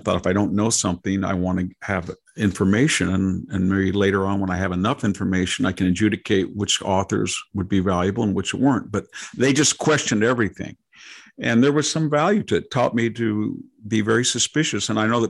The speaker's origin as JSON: {"language": "English", "town": "Selma", "region": "Alabama", "country": "United States", "said": "I can remember talking to a guy and I said, well, you know, I was from Selma."}